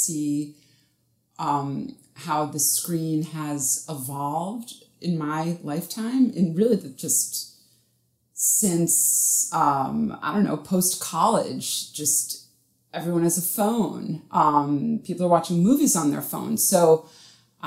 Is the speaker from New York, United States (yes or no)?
yes; New York City, New York, United States; now in Los Angeles, United States; I was born and raised in New York City